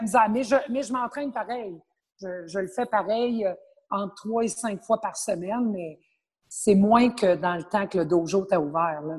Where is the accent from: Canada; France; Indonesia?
Canada; Abitibi, Quebec; now in Montreal, Canada; je suis originaire de l'Abitibi.